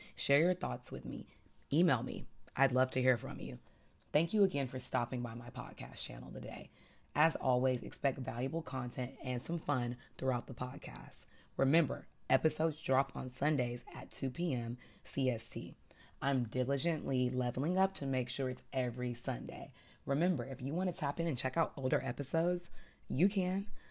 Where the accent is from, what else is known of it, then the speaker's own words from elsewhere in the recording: the South, United States; I'm from the South